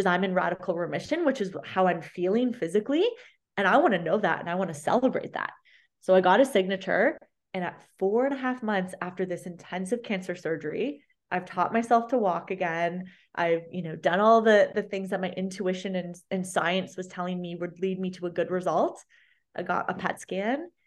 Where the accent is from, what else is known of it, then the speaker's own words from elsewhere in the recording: London, Ontario, Canada; my hometown at the big medical university center here in London, Ontario